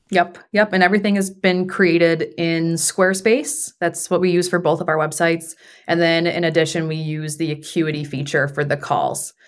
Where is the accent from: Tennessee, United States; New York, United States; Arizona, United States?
New York, United States; Buffalo; also born or lived in Germany / Washington, D.C.; now in Houston, United States; we're both from Buffalo